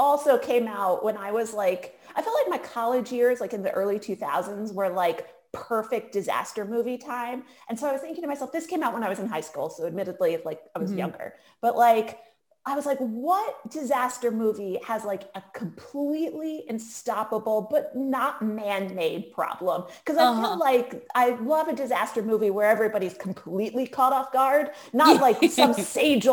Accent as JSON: {"language": "English", "region": "Connecticut", "country": "United States", "tie": "born or raised there", "moved": "yes", "said": "I'm from Connecticut, but like close to New York City"}